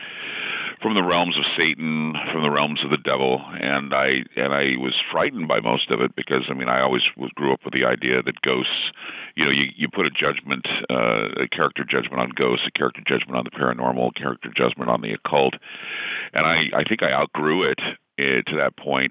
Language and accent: English; Utah, United States; I grew up in Utah, of course, and you're Mormon until proven otherwise